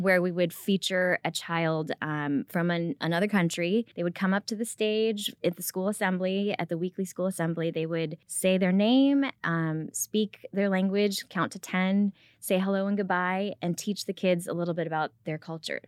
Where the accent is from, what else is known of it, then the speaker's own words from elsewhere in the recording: Rockford, Illinois, United States; English is a second language; now in Frisco, United States; I grew up in Rockford, Illinois